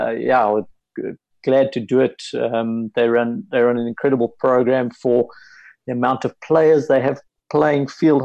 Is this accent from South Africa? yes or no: yes; South Africa; as a South African hockey coach